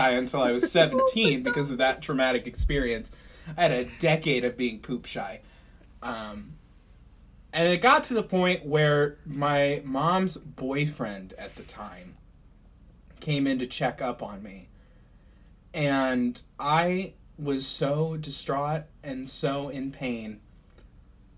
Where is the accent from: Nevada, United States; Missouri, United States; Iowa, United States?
Missouri, United States; St. Louis; I grew up in St. Louis